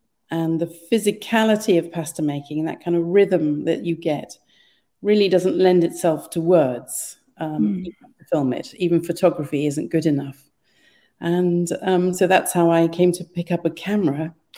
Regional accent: Kenya; because I was born and brought up in Kenya.

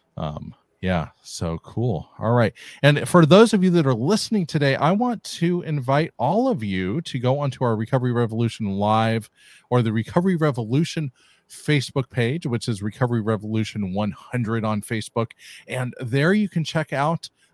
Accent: California, United States; I'm from California

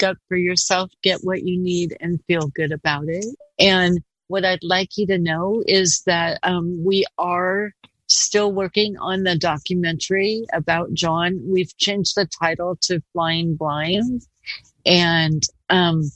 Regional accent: Portland, Oregon, United States; also born or lived in Gresham, Oregon; I am from Portland. I grew up here in the Park Rose area

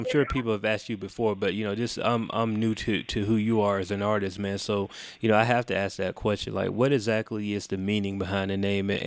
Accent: Chicago, Illinois, United States; And, and growing up in Chicago, it's I mean it's no it's no, you know, it's almost a story that we hear a little too often about you know the city of Chicago. And, and you know I don't live there

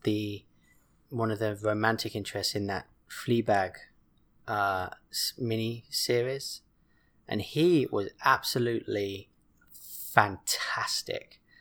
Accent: England, United Kingdom; born or raised there; moved away

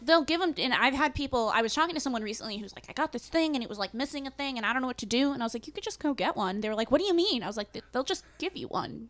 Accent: New England, United States; I'm from New England

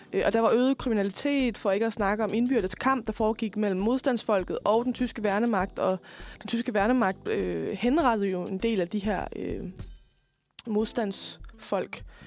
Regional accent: West Jutland, Central Denmark Region, Denmark; jeg kommer jo fra Vestjylland

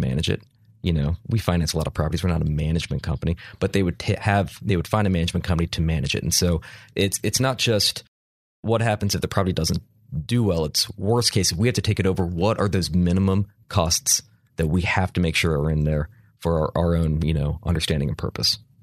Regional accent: Charlotte, North Carolina, United States; I'm from Charlotte

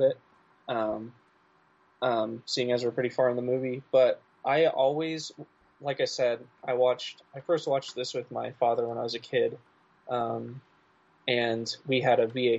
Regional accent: Midwest, United States; I'm from the Midwest

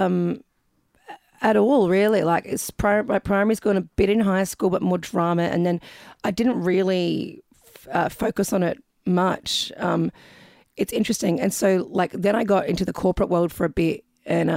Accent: Adelaide, South Australia, Australia; moved away as an adult; also born or lived in Bondi, New South Wales / Louisville, Kentucky / Florida; now in Melbourne, Australia; I'm from Adelaide, South Australia

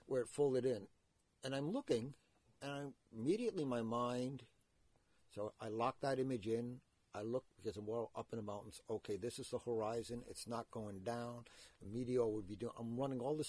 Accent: Providence, Rhode Island, United States; Growing up in Providence

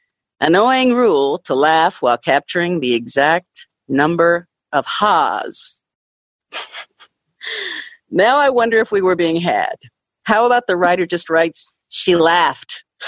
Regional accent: Louisville, Kentucky, United States; born or raised there

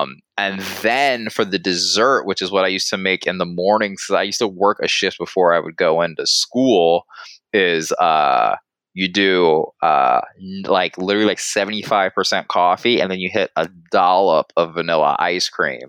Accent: the South, United States; again, I'm from the South, so let me preface with that.

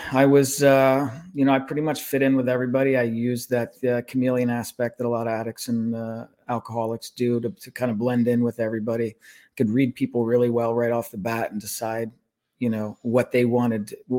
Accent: northern New Jersey, United States; also born or lived in Warsaw, Indiana; When I was 3 months old, we moved to northern New Jersey, about a half hour out of New York City.

